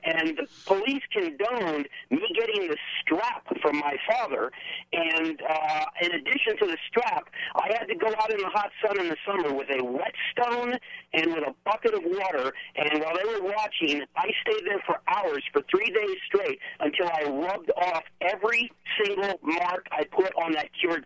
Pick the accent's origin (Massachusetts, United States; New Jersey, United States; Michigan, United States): New Jersey, United States; Southern; now in Southern California, United States; I was raised in Southern New Jersey, just outside of Philadelphia.